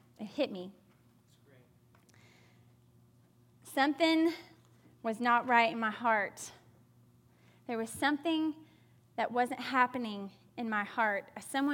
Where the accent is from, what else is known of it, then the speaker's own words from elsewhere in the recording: the South, United States; growing up in the South